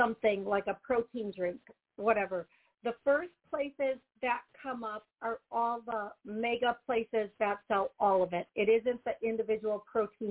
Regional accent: Wisconsin, United States; You can tell I'm from here.

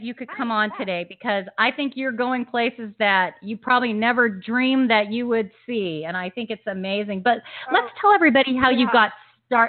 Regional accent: Huntington Beach, California, United States; my hometown, Huntington Beach, California.

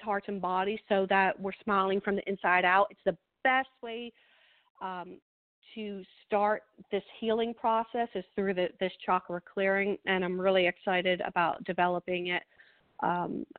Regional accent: New Jersey, United States; I am from New Jersey, so we talk really fast

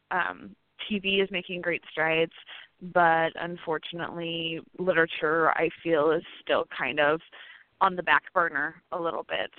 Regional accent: New Harmony, Indiana, United States; also born or lived in St. Louis, Missouri; now in Evansville, United States; I am from Posey County originally

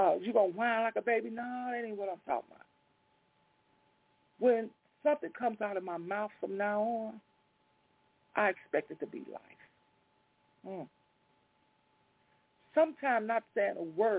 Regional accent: Chicago, Illinois, United States; I grew up on Walnut over by Garfield Park. I lived over there all my life till in my mid-late 30s

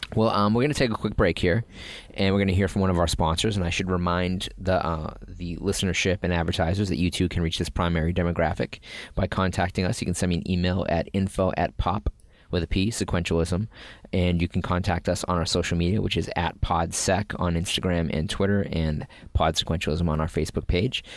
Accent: Boston, Massachusetts, United States; Growing up in Boston

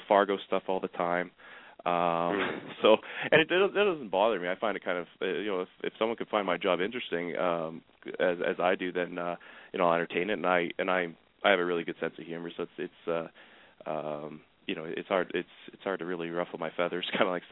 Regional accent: Canada; I'm from Canada

